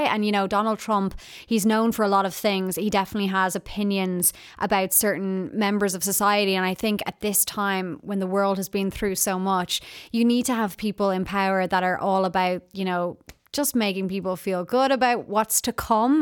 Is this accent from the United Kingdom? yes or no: no; Ireland; being Irish